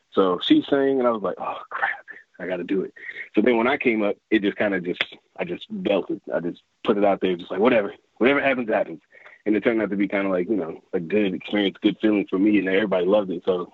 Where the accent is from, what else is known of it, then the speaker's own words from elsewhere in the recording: Fredericksburg, Virginia, United States; also born or lived in Washington, D.C. / Upper Marlboro, Maryland; Fredericksburg, Virginia. So really the DMV area. So I was born in D.C. Then I moved to Maryland, Upper Marlboro, Maryland. And then I moved down to Fredericksburg.